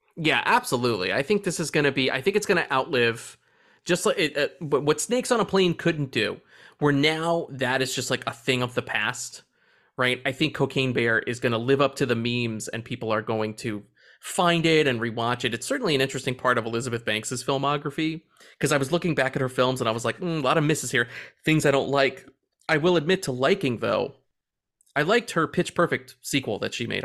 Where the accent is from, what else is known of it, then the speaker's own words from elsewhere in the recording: United States; I'm an American